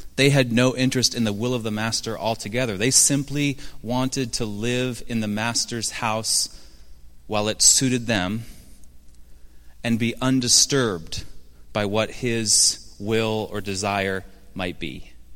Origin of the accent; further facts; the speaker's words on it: Seattle, Washington, United States; moved away; my hometown of Seattle. I should say, former hometown of Seattle.